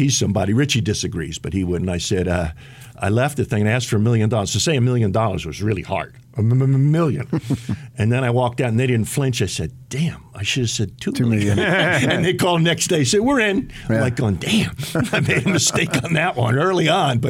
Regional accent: New Jersey, United States; moved away as an adult; also born or lived in Utah; I'm Irish Catholic Democrat from New Jersey

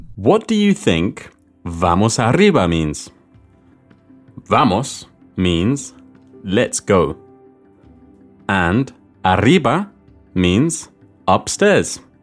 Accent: London, United Kingdom; soy de Londres

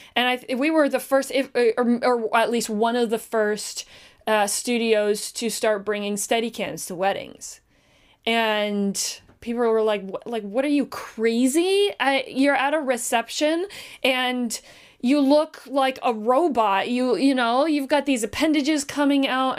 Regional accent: Canada; We're Canadian

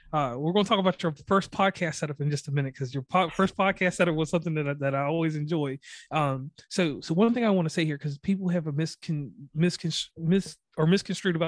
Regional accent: Virginia, United States; moved away as an adult; now in West Virginia, United States; I'm from Virginia, but I live predominantly in West Virginia for almost, I don't know, since 2006

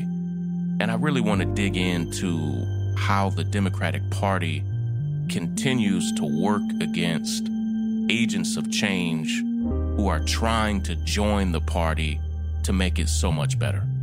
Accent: Kentucky, United States; my wife and I both are born and raised in Kentucky

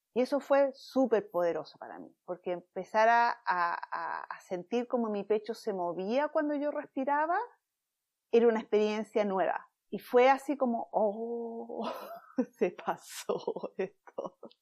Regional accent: Chile; moved away as an adult; now in San Diego, United States; soy chilena, y estando en Chile, eh, bueno, viviendo en Chile, en mis 20

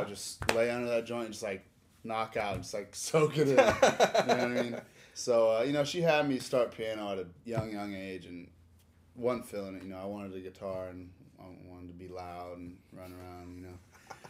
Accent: Nebraska, United States; moved away as an adult; now in Orlando, United States; I was born in Nebraska. I moved to Orlando when I was 18

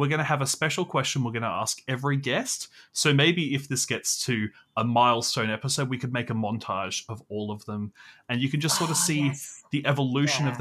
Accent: Australia; I'm from Australia

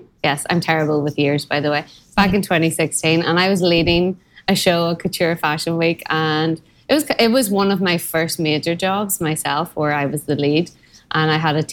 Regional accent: Belfast, Northern Ireland, United Kingdom; moved away as an adult; also born or lived in Armagh, Northern Ireland / Dublin, Ireland; now in New York, United States; I'm originally from Belfast, Northern Ireland, and moved to Dublin shortly after college

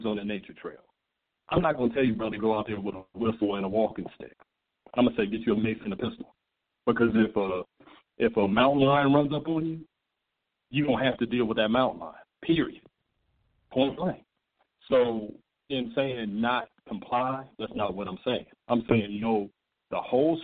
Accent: Charleston, United States; I'm from Charleston

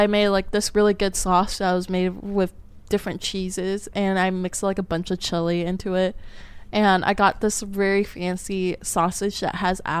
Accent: California, United States; I'm a Californian.

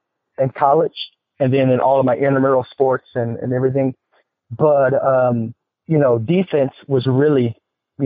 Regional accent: Texas, United States; moved away; also born or lived in Atlanta / Houston / San Francisco; I'm from Texas

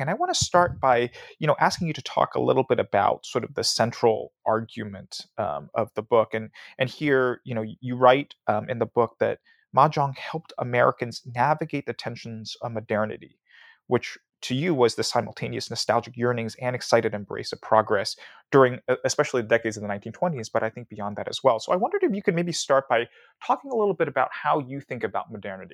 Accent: Hong Kong; I grew up in Hong Kong

